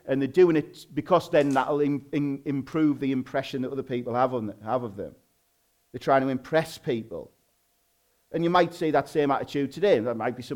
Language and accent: English; Hartlepool, North East England, United Kingdom; accent: Hartlepool slang